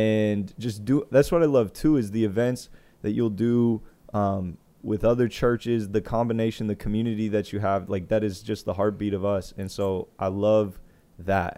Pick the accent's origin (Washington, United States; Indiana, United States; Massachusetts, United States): Indiana, United States; moved away; I was born in Indiana.